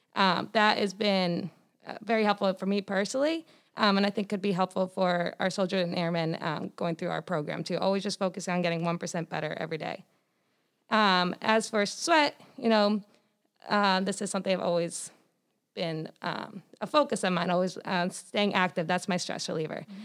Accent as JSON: {"language": "English", "town": "Foxborough", "region": "Massachusetts", "country": "United States", "said": "I'm from Foxborough, Massachusetts."}